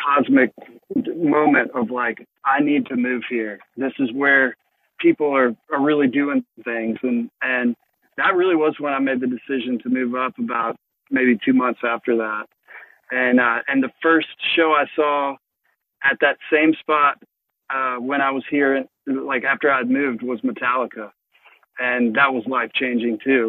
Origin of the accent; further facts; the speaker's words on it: Mississippi, United States; I grew up in Mississippi